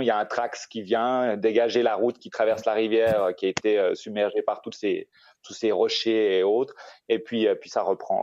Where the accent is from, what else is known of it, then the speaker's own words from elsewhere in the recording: Switzerland; moved away as an adult; now in Costa Rica; j'ai grandi en Suisse